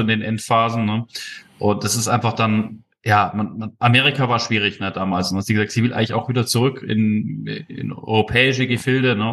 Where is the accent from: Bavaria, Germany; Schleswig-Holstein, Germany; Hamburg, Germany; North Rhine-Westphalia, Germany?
Bavaria, Germany; Munich; bin ja aus München